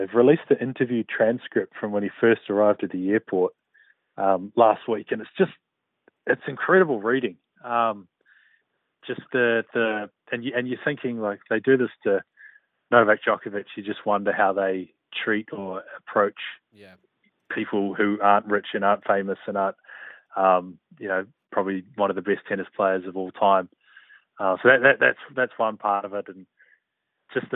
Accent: New Zealand; as a New Zealander

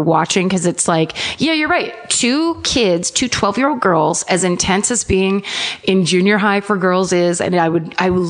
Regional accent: California, United States; We are from California.

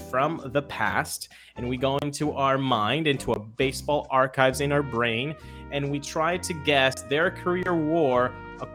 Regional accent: Venezuela; the Venezuelan bump for me, Evan Mora. So that I grew up watching him in the Winter League

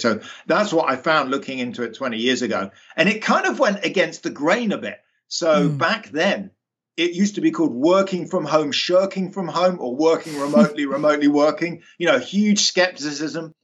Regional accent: London, United Kingdom; moved away; I grew up, you can probably tell from my accent, in the UK, in London

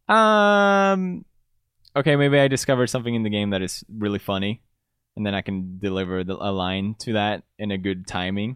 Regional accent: Gothenburg, Västra Götaland, Sweden; moved away as an adult; also born or lived in Italy; now in United Kingdom; I grew up in Gothenburg

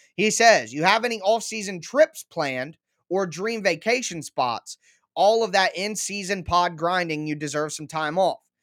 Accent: Ohio, United States; I'm from Ohio

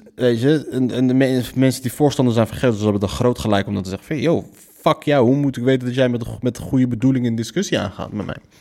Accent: Morocco

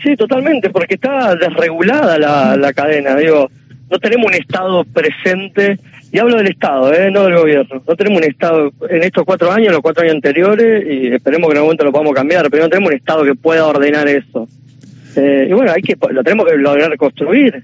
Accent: Argentina; also born or lived in Conurbano bonaerense (Greater Buenos Aires)

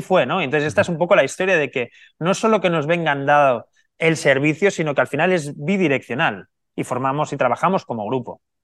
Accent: Barcelona, Catalonia, Spain; Yo soy nacido en Barcelona

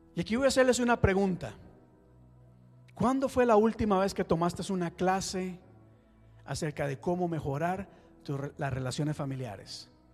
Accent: Costa Rica; moved away; yo soy de Costa Rica

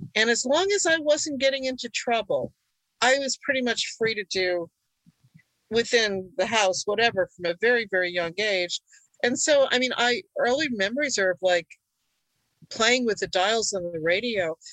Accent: United States; first language Hungarian; English is a second language; I was born in the U.S., but my parents had just come from Hungary

